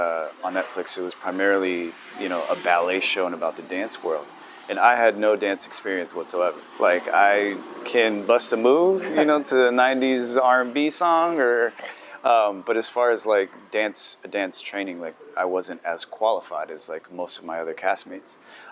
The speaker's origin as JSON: {"language": "English", "town": "Tijuana", "region": "Baja California", "country": "Mexico", "tie": "born or raised there", "also_born_or_lived": "San Diego, United States", "said": "I grew up in Tijuana in San Diego."}